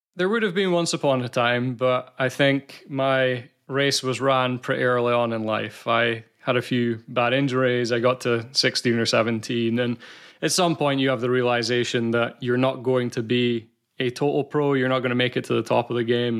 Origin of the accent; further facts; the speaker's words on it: Scotland, United Kingdom; accent: Scottish; I'm from Scotland